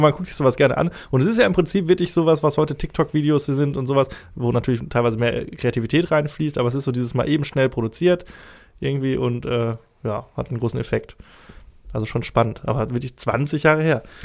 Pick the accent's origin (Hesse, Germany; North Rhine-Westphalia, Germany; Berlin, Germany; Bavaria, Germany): North Rhine-Westphalia, Germany; Essen; ich komme aus dem Essener Süden